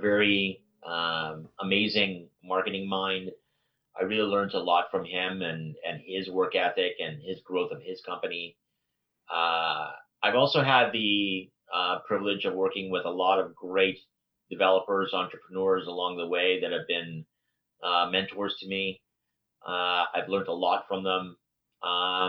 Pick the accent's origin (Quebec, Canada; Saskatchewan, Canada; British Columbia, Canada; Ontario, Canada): British Columbia, Canada; Vancouver; also born or lived in East Africa; I was born in East Africa, but I moved to Vancouver when I was two